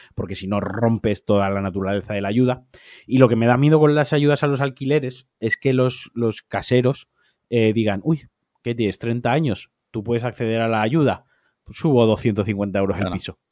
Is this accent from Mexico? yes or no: no; Spain